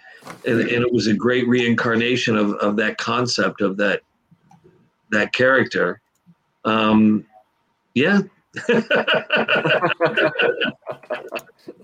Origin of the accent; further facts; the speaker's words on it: New York, United States; moved away as an adult; also born or lived in Los Angeles; I grew up in New York, did theater in New York